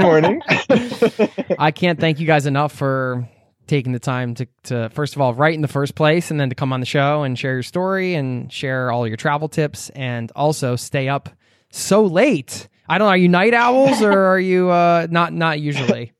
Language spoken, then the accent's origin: English; Newtown, Pennsylvania, United States; moved away; I grew up in Newtown, which is in Bucks County outside of Philadelphia